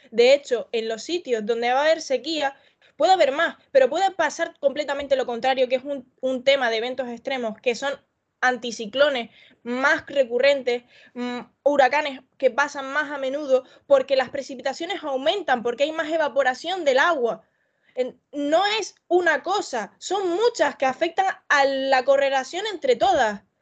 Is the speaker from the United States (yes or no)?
no; Canary Islands, Spain; yo en mi tierra de Canarias, de donde soy